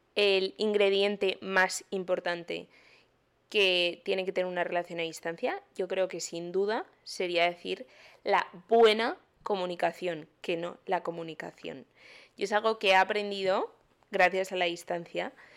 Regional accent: Madrid, Community of Madrid, Spain; moved away as an adult; now in Miami, United States; soy de Madrid, pero hace un año tuve la gran idea de venirme a otro continente a hacer un máster

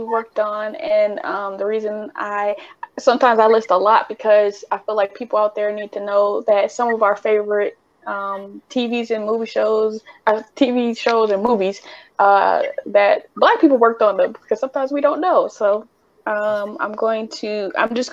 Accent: Midwest, United States; growing up in the Midwest, Cedar Point was our place

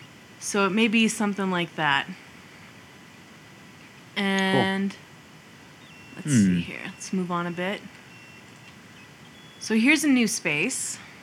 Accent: New Mexico, United States; I'm also from New Mexico

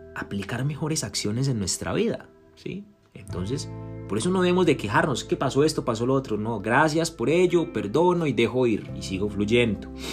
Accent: Colombia; en mi país natal, en Colombia

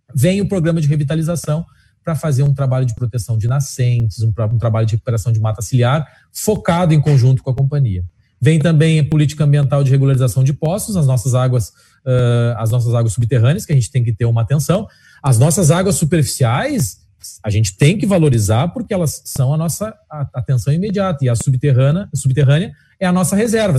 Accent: Alegrete, Rio Grande do Sul, Brazil; Eu sou da Alegrete, eh, sabe como é no interior

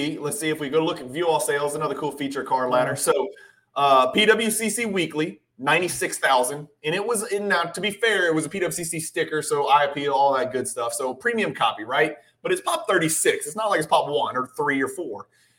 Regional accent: Louisville, Kentucky, United States; I grew up in Louisville, Kentucky

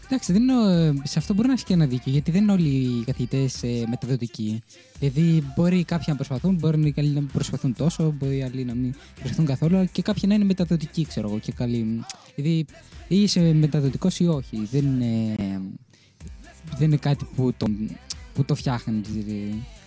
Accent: Thermi, Central Macedonia, Greece; moved away as an adult; now in Chania, Greece; εγώ που ήμουν από τη Θεσσαλονίκη

